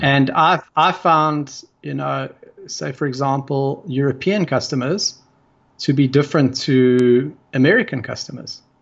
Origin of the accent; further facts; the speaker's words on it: South Africa; I come from South Africa